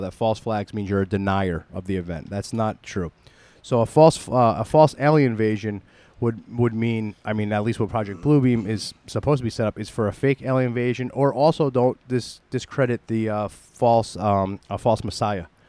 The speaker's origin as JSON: {"language": "English", "town": "New York City", "region": "New York", "country": "United States", "said": "we're from the New York City area"}